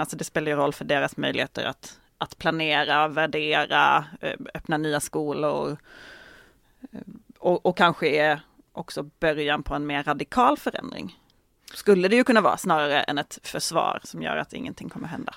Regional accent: Malmö, Skåne, Sweden; i Malmö där jag kommer ifrån

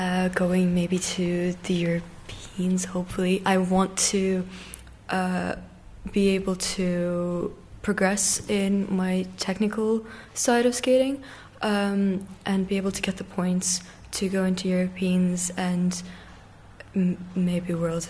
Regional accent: Russia; moved away; also born or lived in Dublin, Ireland; Yeah, I was born in Dublin, yeah, but I started skating in Russia.

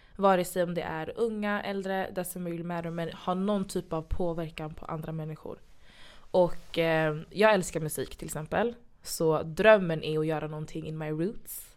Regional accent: Sweden; Jag är från Kenya och Ghana. Eh, East West, född i Sverige

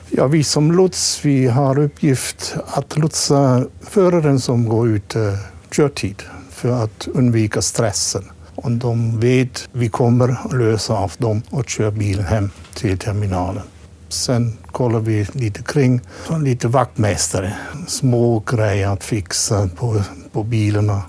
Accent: Black Forest, Baden-Württemberg, Germany; Swedish is a second language; moved away as an adult; also born or lived in Småland, Sweden; now in Masugnsbyn, Sweden; Jag kommer ursprungligen från Schwarzwald, Tyskland

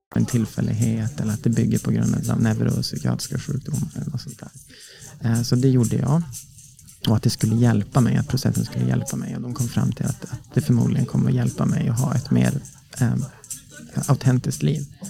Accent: Norrland inland, Sweden; Jag växte upp i Norrland, Norrlands inland

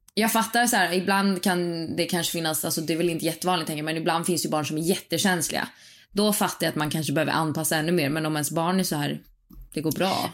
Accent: Sweden; Jag är född och uppvuxen i Sverige

